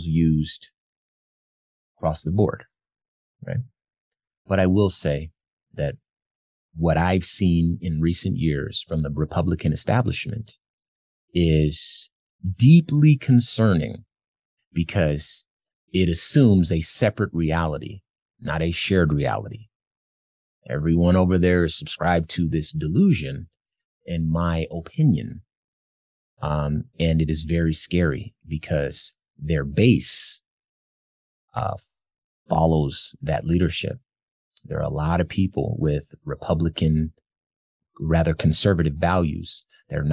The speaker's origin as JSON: {"language": "English", "region": "Arizona", "country": "United States", "tie": "born or raised there", "said": "my home state of Arizona"}